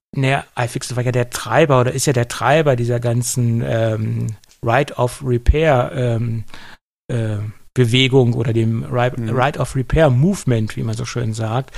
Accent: Göttingen, Lower Saxony, Germany; bei uns in Göttingen

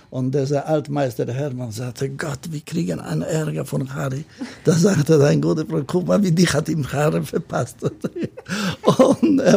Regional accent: Gdansk, Pomeranian Voivodeship, Poland; German is a second language; now in Hamburg, Germany; Nein, ich komme aus Danzig. Und dann mein erster Schritt nach Deutschland, wo ich bin, ich erste gelandet in Bonn.

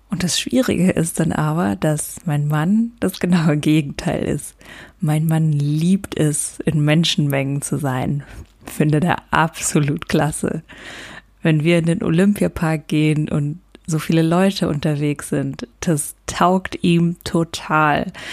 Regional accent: Luxembourg; now in Germany; in Luxemburg Auto fahre, also da, wo ich herkomme, auf dem Land

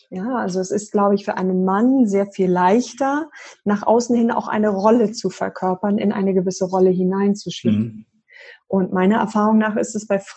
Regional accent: Berlin, Germany; born there; ich bin gebürtige Berlinerin

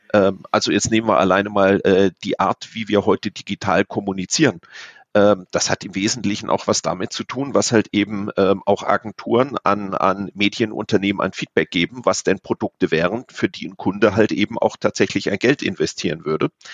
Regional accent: Offenburg, Baden-Württemberg, Germany; also born or lived in Hamburg; now in Munich, Germany; ganz ursprünglich komme ich aus der Ecke Offenburg, also aus dem Südwesten Deutschlands

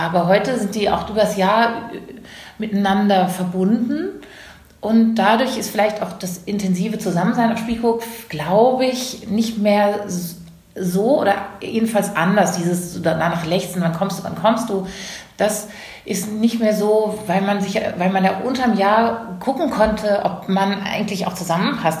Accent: a village near Karlsruhe, Baden-Württemberg, Germany; now in Hamburg, Germany; dieses Dorf, aus dem ich komme, in der Nähe von Karlsruhe

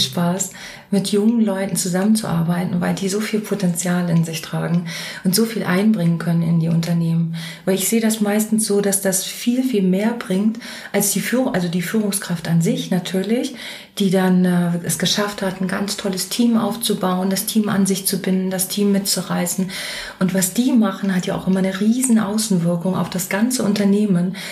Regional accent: Mecklenburg-Vorpommern, Germany; moved away; also born or lived in Hesse; ich bin Mecklenburgerin und ganz so Mecklenburgerin im Herzen.

